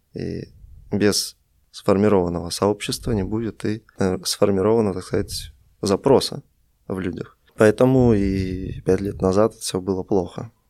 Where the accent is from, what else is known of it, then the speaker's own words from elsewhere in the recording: Russia; moved away as an adult; also born or lived in Vilnius, Lithuania; now in Minsk, Belarus; Сам я из России, я родился в Вильнюсе, много жил в России, потом переехал в Беларусь